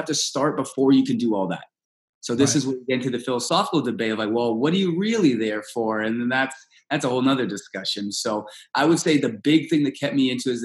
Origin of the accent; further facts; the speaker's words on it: Canada; first language Russian; English is a second language; also born or lived in Moscow, Russia; I just got to Canada. I was adopted and everything